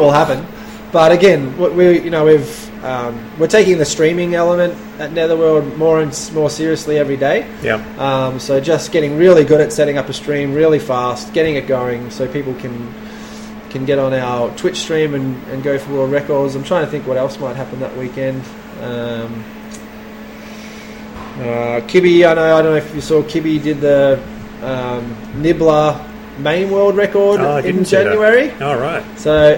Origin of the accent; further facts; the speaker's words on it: Melbourne, Victoria, Australia; moved away; I was from Melbourne